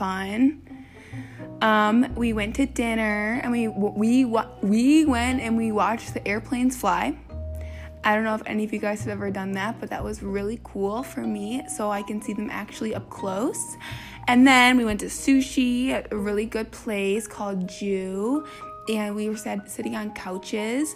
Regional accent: Plymouth, Michigan, United States; I'm from Plymouth, Michigan

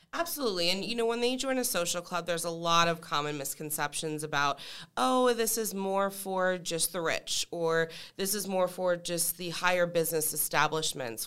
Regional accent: Allentown, Pennsylvania, United States; moved away as an adult; now in Tampa, United States; I am from Allentown, Pennsylvania

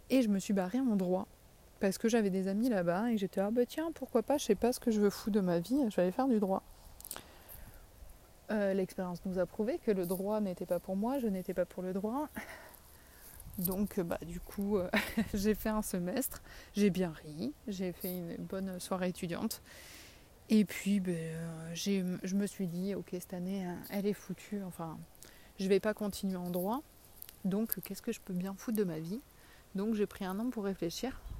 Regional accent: south of France, France; accent: southern French; je perds un peu mon accent quand je parle. Mais, et que je sais que je suis écrit, qu'on m'entend parce que du coup je suis timide. Mais j'ai quand même bien l'accent du sud.

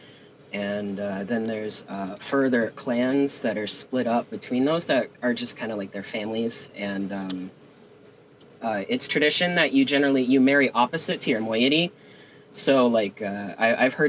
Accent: the Rockies in BC, British Columbia, Canada; moved away as an adult; also born or lived in Alberta, Canada / Tohono O'odham territory (Arizona); now in Arizona, United States; I grew up in the Rockies, so I consider it my home

